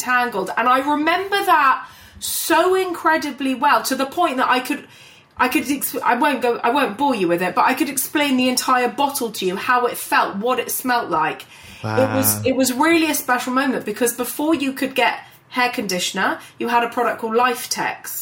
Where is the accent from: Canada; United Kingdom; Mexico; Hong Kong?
United Kingdom; London; I was born and raised in London, in North London. So I grew up basically in Hampstead, and I live not that far from there now.